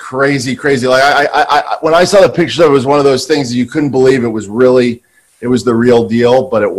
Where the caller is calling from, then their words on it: Santa Monica, California, United States; Same lockdown in Santa Monica.